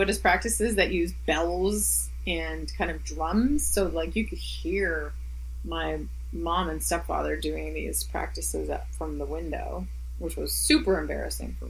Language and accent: English; Halifax, Nova Scotia, Canada; also born or lived in Montreal; Montreal is a hometown for me, but Halifax is my hometown